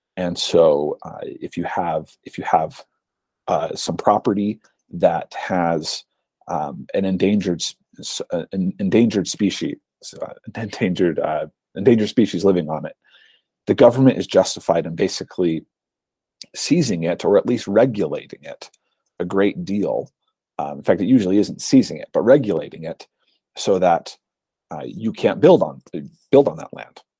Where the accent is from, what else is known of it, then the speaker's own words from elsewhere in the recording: Utah, United States; my home state of Utah